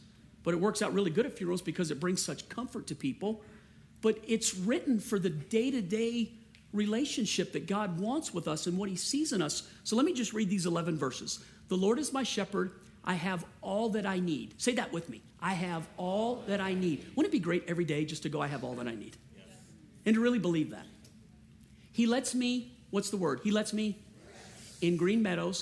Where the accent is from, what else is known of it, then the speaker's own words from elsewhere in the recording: Cajun, Louisiana, United States; I'm a Cajun